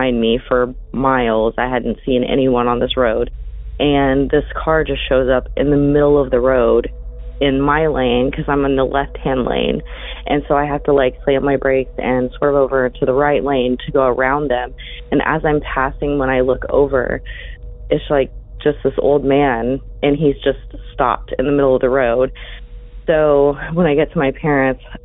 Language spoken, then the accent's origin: English; Oklahoma, United States; I'm from Oklahoma